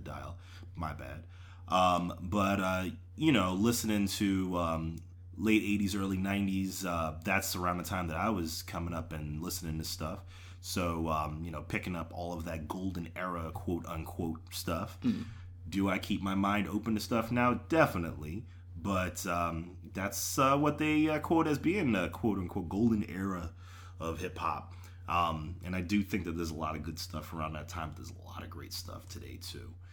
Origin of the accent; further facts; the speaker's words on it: New York, United States; I'm from New York